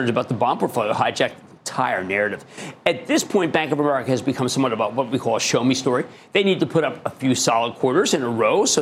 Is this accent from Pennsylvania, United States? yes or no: yes; Philadelphia, Pennsylvania, United States; I'm a Philadelphian